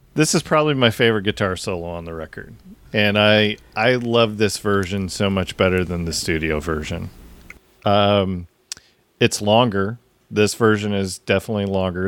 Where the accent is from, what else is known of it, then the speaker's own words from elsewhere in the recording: Seattle, Washington, United States; we grew up in the Seattle area